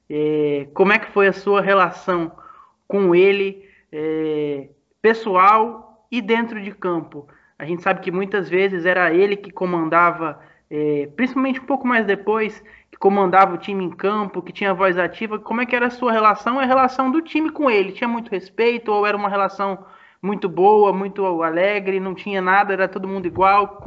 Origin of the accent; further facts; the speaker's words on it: Campinas, São Paulo, Brazil; Eu não sou nordestino, mas vou te dizer que já estou há quase 10 anos no Nordeste e eu sofro também agora quando eu volto para Campinas, viu?